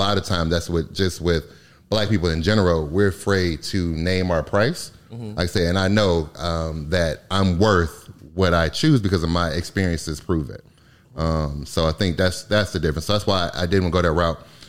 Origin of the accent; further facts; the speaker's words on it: Michigan, United States; moved away; I'm from Michigan originally